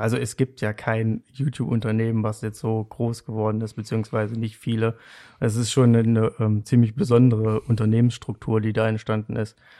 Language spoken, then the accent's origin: German; Saxony-Anhalt, Germany; moved away as an adult; ich komme ursprünglich aus Sachsen-Anhalt